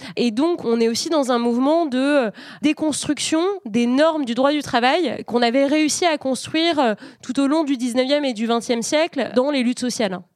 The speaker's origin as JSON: {"language": "French", "country": "France", "said": "chez nous en France"}